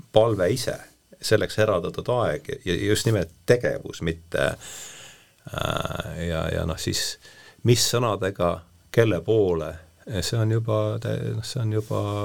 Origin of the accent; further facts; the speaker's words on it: Rakvere, Lääne-Viru County, Estonia; sõitsin bussiga Rakverre, ma olen sealt pärit